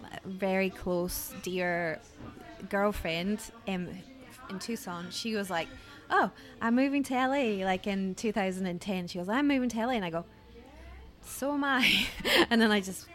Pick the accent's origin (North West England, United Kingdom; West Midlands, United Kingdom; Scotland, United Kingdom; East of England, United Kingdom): Scotland, United Kingdom; accent: Scottish; It's like soft, maybe because when you live away, like, I don't have a strong Scottish accent.